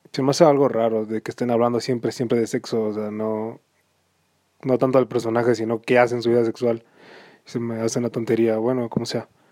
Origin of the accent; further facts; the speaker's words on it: Mexico; soy mexicano